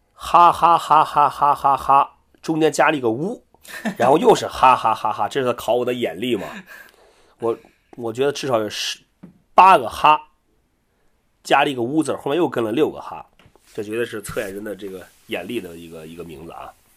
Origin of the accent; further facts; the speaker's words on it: Qingdao, Shandong, China; 我们在青岛，我是青岛人